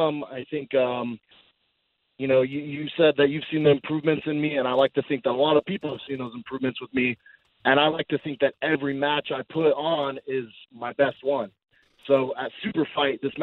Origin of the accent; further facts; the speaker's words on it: Glendale, Arizona, United States; I'm actually from Arizona